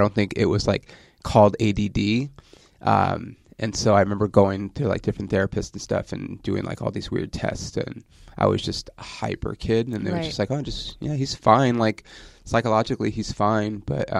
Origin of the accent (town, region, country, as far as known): Ontario, California, United States; born or raised there